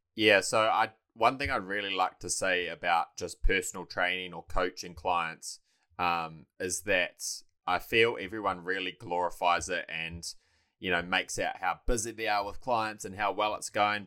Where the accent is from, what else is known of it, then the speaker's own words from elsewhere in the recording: Taranaki, New Zealand; moved away as an adult; also born or lived in Dunedin; now in Mount Maunganui, New Zealand; I was born and raised in Taranaki.